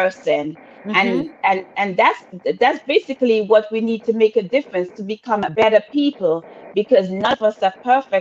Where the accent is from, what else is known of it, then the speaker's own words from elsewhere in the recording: Antigua & Barbuda; I'm from Antigua all day long